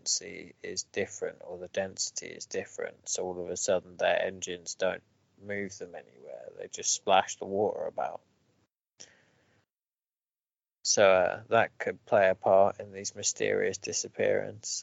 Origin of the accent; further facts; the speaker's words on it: Lewes, South East England, United Kingdom; moved away; also born or lived in Burgess Hill; after I moved away from Lewis